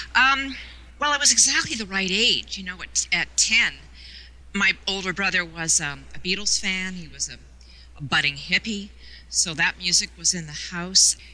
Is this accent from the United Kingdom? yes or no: no; Toronto, Ontario, Canada; in Toronto, being a border city, it was my birthright